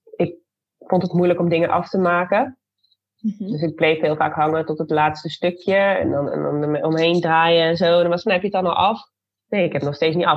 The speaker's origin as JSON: {"language": "Dutch", "town": "Zwolle", "region": "Overijssel", "country": "Netherlands", "also_born_or_lived": "Arnhem", "said": "ik heb in mijn vierde tot achtste levensjaar heb ik in Arnhem gewoond. Wij komen uit Zwolle."}